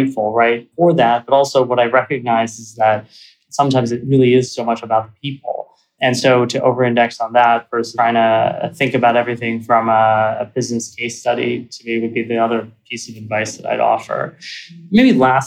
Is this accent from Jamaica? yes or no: no; suburbs of Philadelphia, Pennsylvania, United States; I grew up in Pennsylvania in the suburbs of Philly